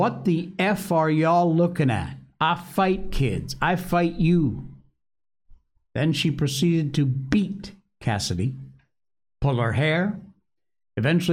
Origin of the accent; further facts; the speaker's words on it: Connecticut, United States; Connecticut, my home state